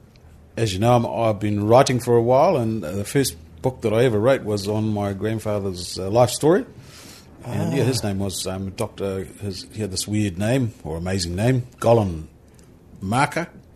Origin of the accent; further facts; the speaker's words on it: Whakatane, Bay of Plenty, New Zealand; also born or lived in Australia / West Auckland; now in Auckland, New Zealand; I'm actually from Whakatane originally, because that's where I was, I suppose, brought up. Did a little bit of stint in Australia, and our marae is Waraka Marae